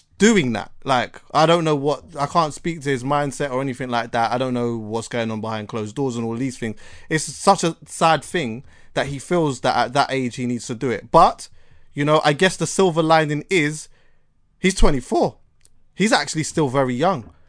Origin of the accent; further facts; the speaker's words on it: Jamaica; as a Jamaican